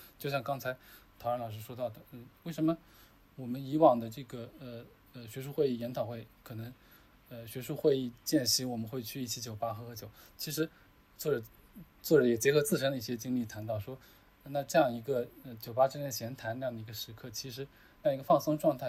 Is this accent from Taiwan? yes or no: no; China; 因为我们中国人嘛，所谓的酒桌文化